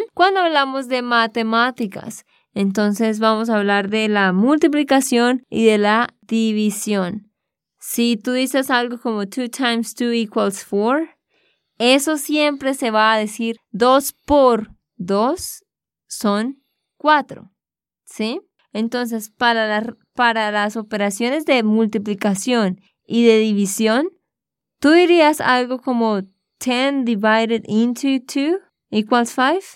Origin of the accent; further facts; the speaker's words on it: Santander, Colombia; de Santander, Colombia